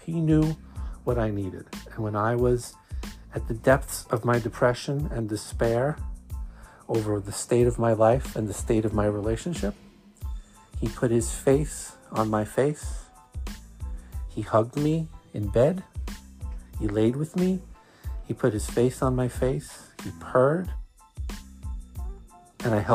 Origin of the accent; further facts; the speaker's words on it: New York City, New York, United States; accent: Brooklyn; my Brooklyn accent